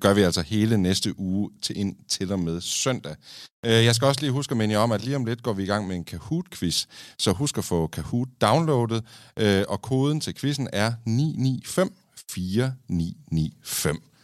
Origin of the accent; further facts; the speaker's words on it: Kolding, Southern Denmark, Denmark; i Kolding, der, hvor jeg er fra.